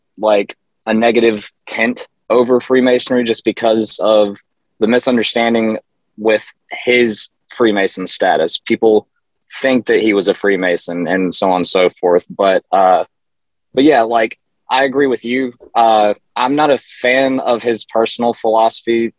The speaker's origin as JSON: {"language": "English", "region": "the South", "country": "United States", "tie": "born or raised there", "said": "growing up in the South"}